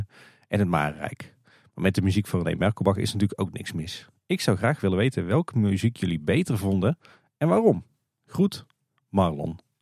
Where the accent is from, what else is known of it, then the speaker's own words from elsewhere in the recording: Tilburg, North Brabant, Netherlands; De stad waar ik ben geboren en getogen